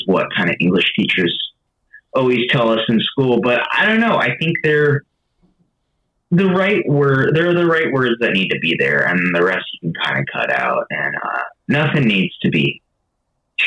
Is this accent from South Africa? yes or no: no; Western Massachusetts, United States; born or raised there; moved away as an adult; also born or lived in Boston, Massachusetts; now in Nashville, United States